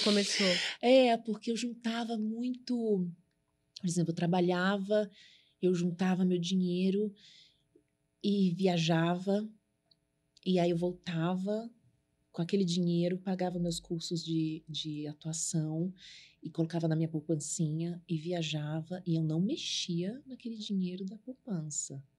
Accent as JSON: {"language": "Portuguese", "region": "São Paulo", "country": "Brazil", "tie": "born or raised there", "also_born_or_lived": "Suzano", "said": "eu vim da Zona Leste"}